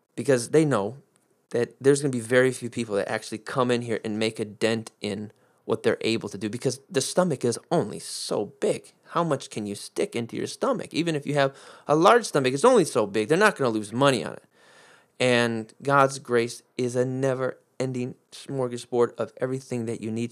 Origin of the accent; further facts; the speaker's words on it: United States; I'm American, through four generations back, four generations back, 'cause my, my ancestors on my dad's side were Sicilian, so I grew, grew up in an Italian family